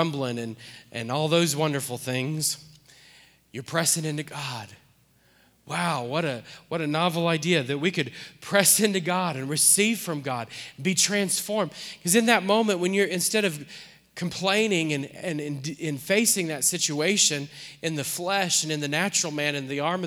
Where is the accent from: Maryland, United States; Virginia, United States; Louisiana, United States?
Louisiana, United States; New Orleans; we're from New Orleans.